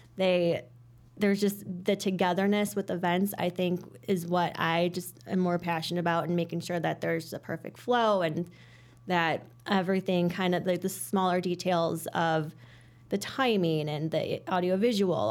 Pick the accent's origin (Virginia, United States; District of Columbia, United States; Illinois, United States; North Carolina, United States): Illinois, United States; Hoffman Estates; from the Northwest Suburbs, grew up in Hoffman Estates, um, still live in Hoffman Estates